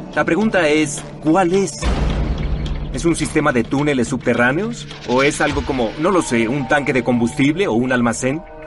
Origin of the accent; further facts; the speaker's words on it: Philadelphia, Pennsylvania, United States; Filadelfia, mi ciudad natal